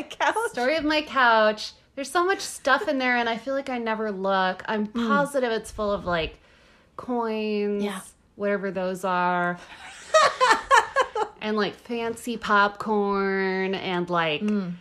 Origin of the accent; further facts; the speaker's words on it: the South, United States; I am from the South.